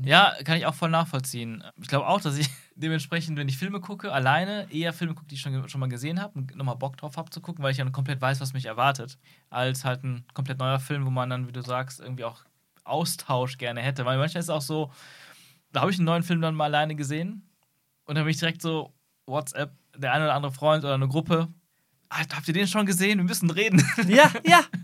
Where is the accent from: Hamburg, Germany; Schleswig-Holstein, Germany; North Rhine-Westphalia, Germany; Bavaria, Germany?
North Rhine-Westphalia, Germany; Aachen; in der Kindheit, und das ist wie gesagt jetzt nur 20 Jahre her, ähm, gab es auch hier bei uns in Aachen